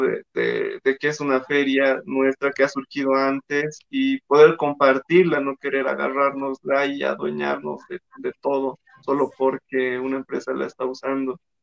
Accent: Cochabamba, Bolivia; moved away; yo soy de Cochabamba

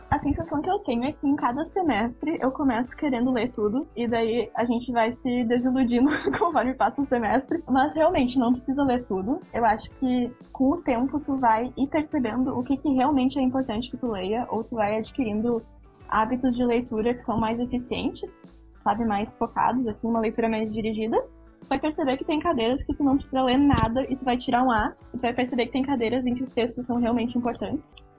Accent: interior of Rio Grande do Sul, Brazil; Eu vim do interior aqui do Rio Grande do Sul

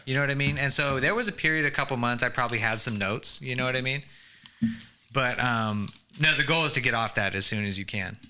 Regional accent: Sacramento, California, United States; also born or lived in Tempe, Arizona; I just say I'm from Sacramento

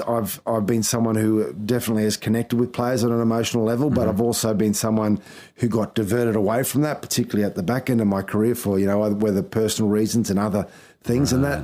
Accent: Townsville, Queensland, Australia; also born or lived in Thursday Island; I grew up in Townsville.

